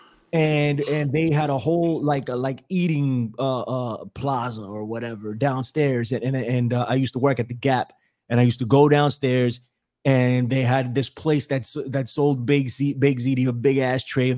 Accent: New York, United States; I'm from New York. I'm a diehard New Yorker

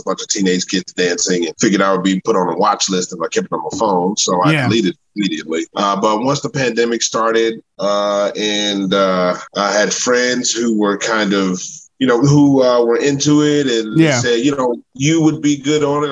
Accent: the South, United States; now in Louisiana, United States; I'm from the South. I live in Louisiana.

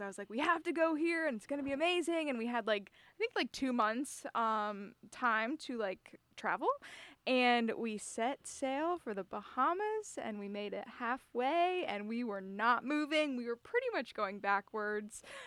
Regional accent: Jupiter, Florida, United States; moved away; Jupiter, Florida. Beautiful, beautiful place to grow up.

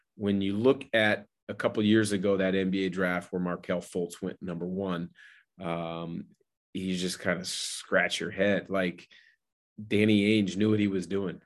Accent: Portland, Oregon, United States; I'm from the Portland area

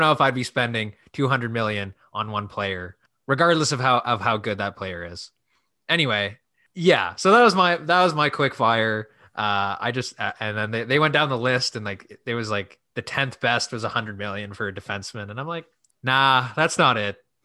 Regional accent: Canada; we're in Canada, we're Canadian

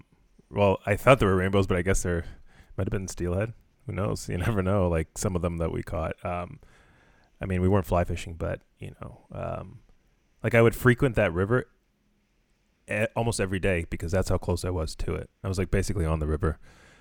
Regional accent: Mississauga, Ontario, Canada; also born or lived in Trinidad; I was born in Trinidad, and when I came to Canada, we moved to Mississauga, and a little diaspora action.

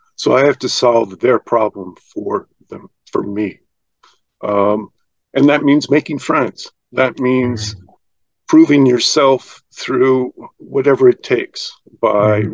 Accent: United States; I'm an American

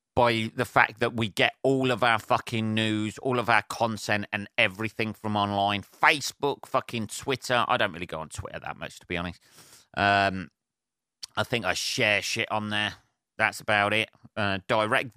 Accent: Northampton, East Midlands, United Kingdom; Northampton, my hometown, by the way, or Northamptonshire, my um, my county

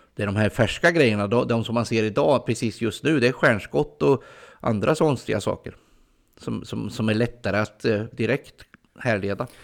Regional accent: Ljungsbro area, Östergötland, Sweden; det här är i princip mina hemtrakter

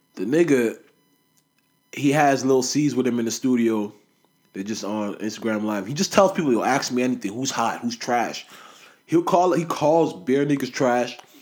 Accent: Toronto, Ontario, Canada; we're from Toronto

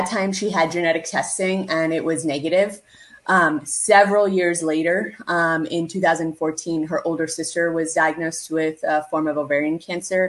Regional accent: Canada; I am a first generation Canadian born South Asian

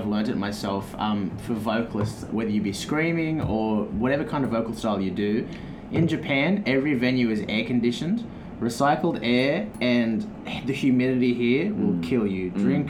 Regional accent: Australia; we're Australian

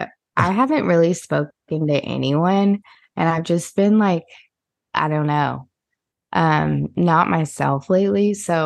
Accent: Southern United States, United States; if you take me, a Southerner born and raised in the South, I extend my vowels. I don't anymore as much as I used to because I've lived in different places and worked on it.

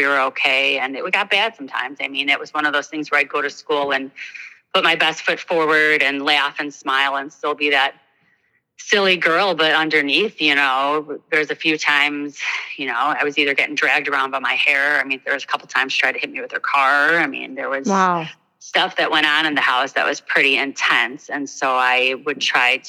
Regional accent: Northbrook, Illinois, United States; I grew up in Northbrook, which is a, you know, hoity-toity, ritzy

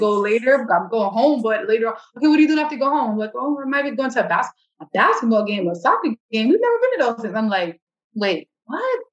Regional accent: New York, United States; I grew up in New York. Yeah, it's a city, but then I spent a portion of my life in the suburbs.

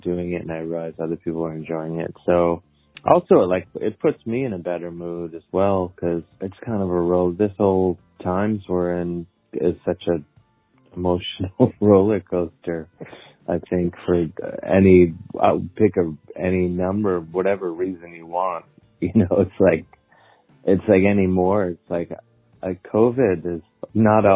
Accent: Cleveland, Ohio, United States; now in New York City, United States; I live in New York City. I'm from Cleveland, Ohio

